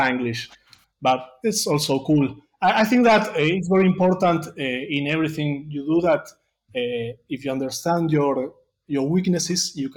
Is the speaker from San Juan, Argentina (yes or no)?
no; Temperley, Buenos Aires Province, Argentina; first language Spanish; English is a second language; I live in a... Here in Buenos Aires, it's called Temperley.